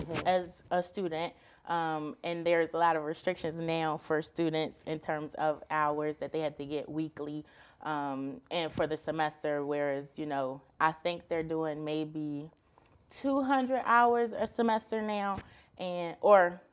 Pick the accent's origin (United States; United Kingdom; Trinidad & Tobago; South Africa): United States; Philadelphia, Pennsylvania; I'm from Philadelphia